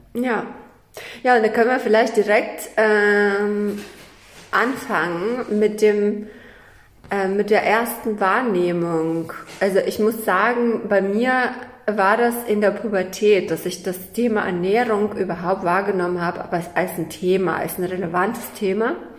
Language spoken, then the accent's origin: German; Kazakhstan; moved away; Also ich komme ja aus Kasachstan. Ich bin in Kasachstan geboren.